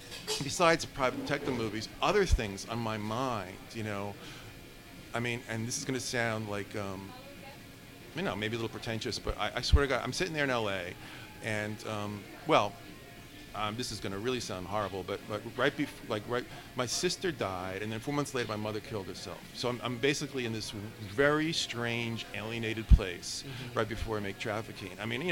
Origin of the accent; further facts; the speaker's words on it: New York, United States; now in Los Angeles, United States; I'm from New York, but I moved to L.A.